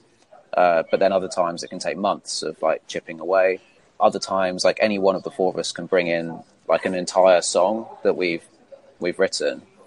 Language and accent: English; Isle of Wight, South East England, United Kingdom; we're all from the Isle of Wight